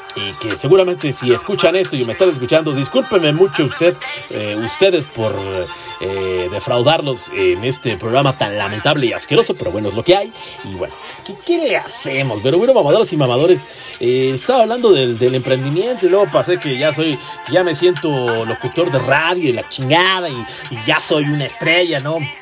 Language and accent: Spanish; northern State of Mexico, Mexico; Yo soy del norte del Estado de México